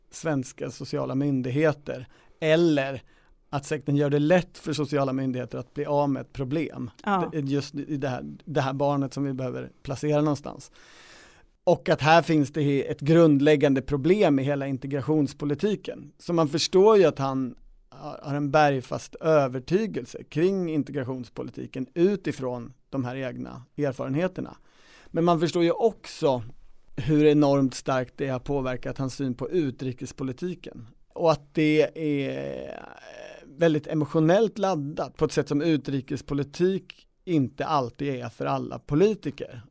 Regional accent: Kisa, Östergötland, Sweden; när jag lunchade med Torgny Lindgren på Värdshuset hemma i Kisa

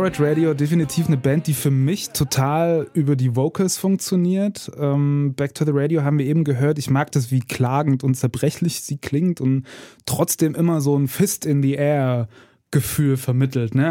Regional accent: Erzgebirge, Saxony, Germany; Also ich bin aus dem Erzgebirge

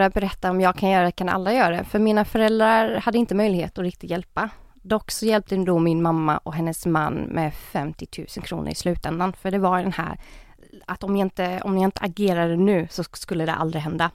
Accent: Jönköping, Jönköping County, Sweden; moved away as an adult; now in Stockholm, Sweden; jag är egentligen från Jönköping men jag flyttade till Stockholm 2017

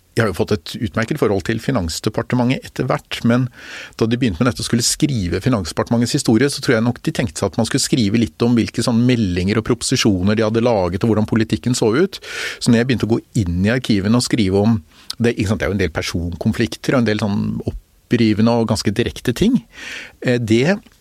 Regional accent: Bærum, Akershus, Norway; also born or lived in Oslo; jeg vokste opp litt i Oslo og mest i Bærum

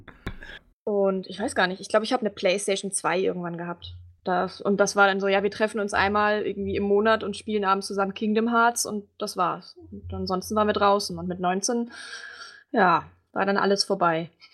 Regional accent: Hamburg, Germany; now in Kiel, Germany; ich bin ja aus Hamburg, ich komme aus Hamburg

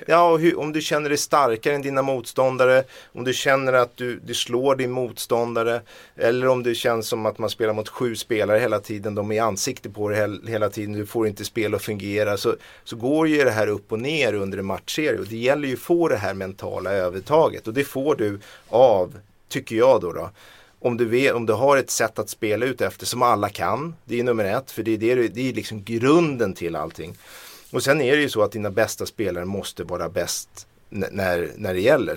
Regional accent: Sweden; jag kommer från Sverige

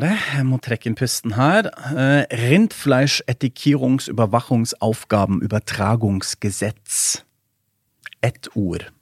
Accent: Germany; Norwegian is a second language; moved away as an adult; now in Norway; for oss tyskere

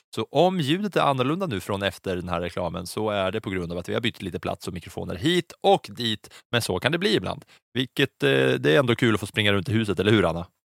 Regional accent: Katrineholm, Södermanland, Sweden; moved away; jag bodde hemma hos mina föräldrar i Katrineholm

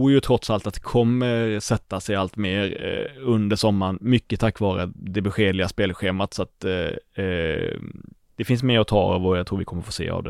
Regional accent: Blekinge, Sweden; man kan ju tro på min dialekt att jag, att jag liksom talar i egen sak, men jag kommer från Blekinge

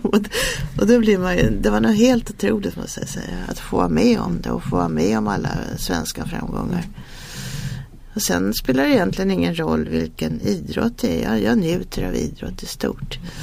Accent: Sweden; jag är svensk

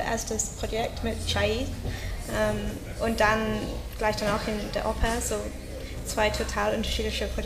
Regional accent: England, United Kingdom; German is a second language; moved away as an adult; also born or lived in Germany; now in Leipzig, Germany; ich komme aus England, so alles. Ich meine, ich bin seit drei Jahren jetzt in Deutschland, aber Leipzig ist ganz neu für mich.

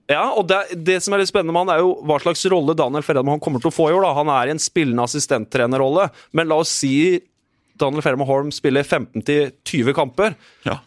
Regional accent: Moss, Østfold, Norway; en mann jeg er oppvokst med på Melløs

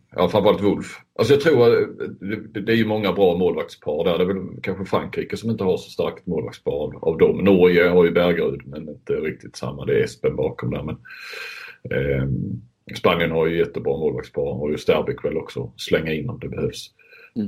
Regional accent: Sweden

